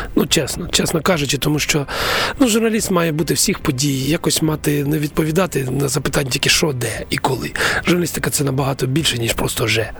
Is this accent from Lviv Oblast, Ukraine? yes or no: no; Konotop, Sumy Oblast, Ukraine; я сам народився в Конотопі в військовому містечку